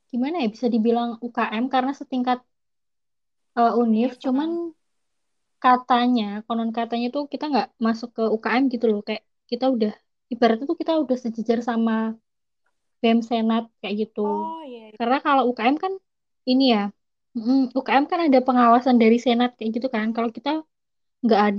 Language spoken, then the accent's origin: Indonesian; Yogyakarta, Special Region of Yogyakarta, Indonesia; Aku aku asli Jogja juga, kayak Isna.